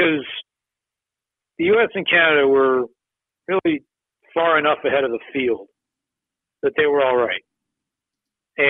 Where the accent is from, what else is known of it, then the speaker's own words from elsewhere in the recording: Washington, District of Columbia, United States; moved away as an adult; now in Philadelphia, United States; I grew up in Friendship Heights, listened to Nats and Capitals games on the radio for years and years and years